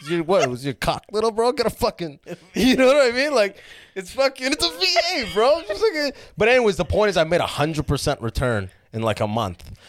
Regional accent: Detroit, Michigan, United States; moved away as an adult; now in San Francisco, United States; I moved from Detroit, and then in San Francisco, I go in.

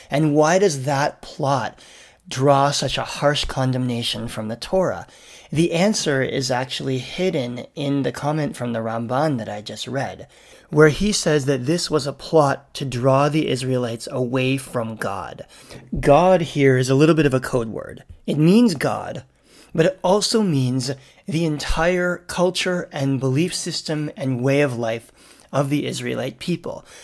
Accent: Canada; And I'm thinking about this as a Canadian this week

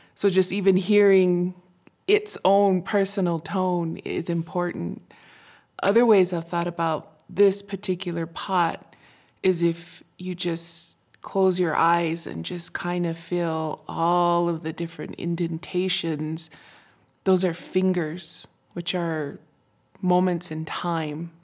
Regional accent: Isleta Pueblo, New Mexico, United States; from Shearhoop Dee

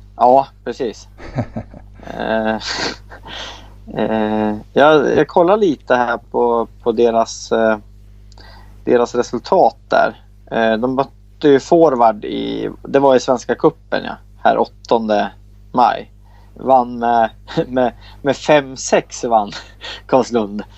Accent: Bollnäs, Gävleborg County, Sweden; jag är ju från Bollnäs

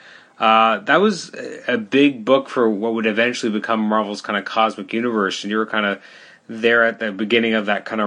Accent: Canada; I'm a Canadian

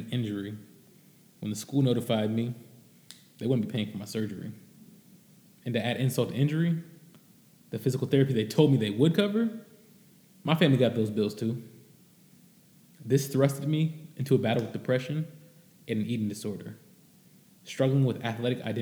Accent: Cincinnati, Ohio, United States; I grew up in Cincinnati, Ohio, living what some would call the American dream

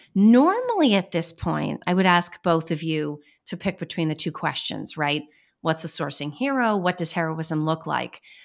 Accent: Boston, Massachusetts, United States; accent: Boston; I'm pretty good at managing my Boston accent

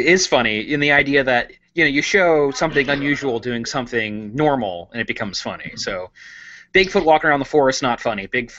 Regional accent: West Virginia, United States; I'm from West Virginia, so my state monster is the Mothman.

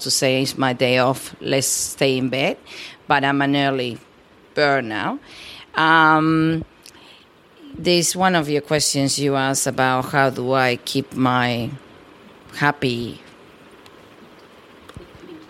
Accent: Peru; English is a second language; moved away as an adult; also born or lived in New South Wales, Australia; now in Australia; I was born in Peru, South America, and I came to Australia when I was 18 years old

